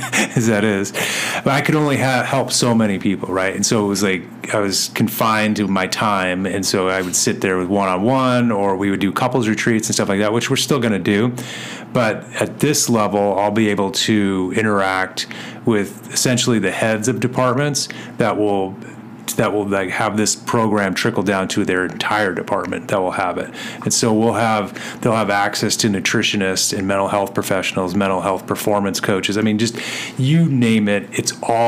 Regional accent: Chandler, Arizona, United States; Chandler, since my hometown, my home fire department

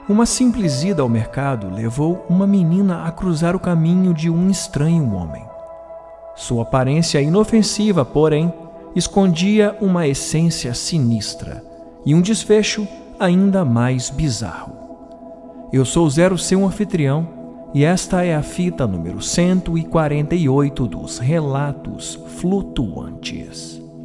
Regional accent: Espírito Santo, Brazil; aqui da minha terrinha do Espírito Santo

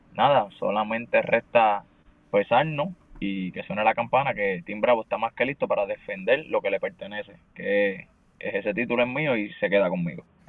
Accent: Puerto Rico; nosotros somos de Puerto Rico

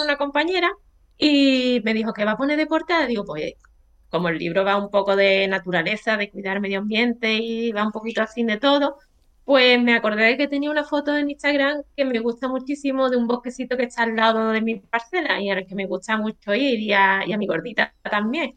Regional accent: Algeciras, Andalusia, Spain; soy de Algeciras

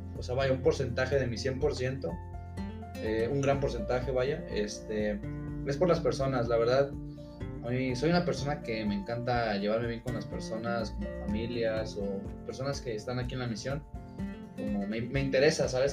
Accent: Aguascalientes, Mexico; also born or lived in Mexico City; nacido en, la Ciudad de México, en la Gran Tenochtitlan y pues radico en Aguascalientes hace como unos 16 años, entonces ya soy más de allá que de acá.

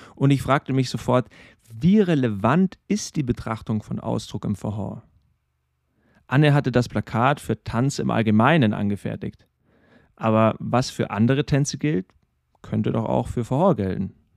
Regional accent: Regensburg, Bavaria, Germany; in meiner Heimatstadt, in Regensburg

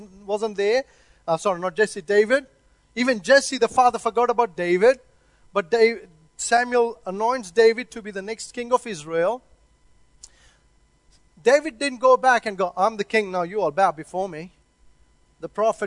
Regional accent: India; also born or lived in Christchurch, New Zealand; now in Auckland, New Zealand; I come from India

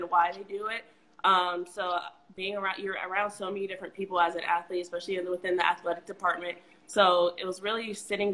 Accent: Reynoldsburg, Ohio, United States; also born or lived in Kentucky; I'm from Reynoldsburg, Ohio, right outside of Columbus.

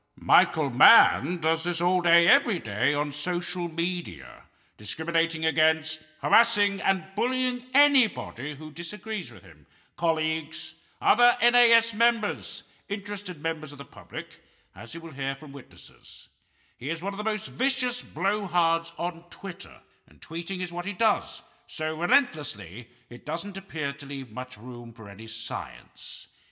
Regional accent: Canada; I'm a Canadian

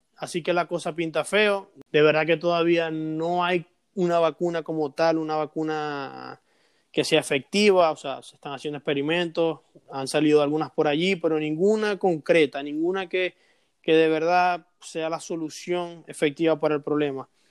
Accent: Venezuela; now in United States; nosotros como venezolanos

